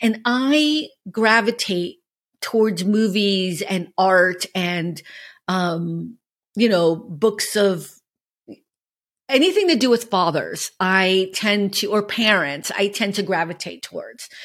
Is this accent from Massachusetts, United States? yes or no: yes; Boston, Massachusetts, United States; now in Los Angeles, United States; I'm from Boston